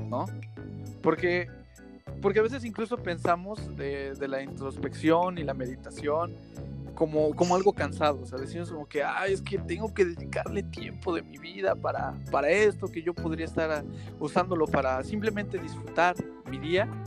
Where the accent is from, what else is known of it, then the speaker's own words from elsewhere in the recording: Xalapa, Veracruz, Mexico; Somos de Jalapa, por si alguien nos escucha fuera de Jalapa, Veracruz, México.